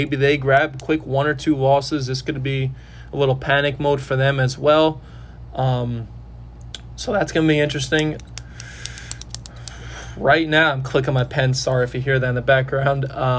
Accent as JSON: {"language": "English", "area": "Rockland County", "region": "New York", "country": "United States", "said": "I am from Rockland County, New York, which is about a half hour, 20 minutes outside of New York City. So I live around a bunch of Jet fans."}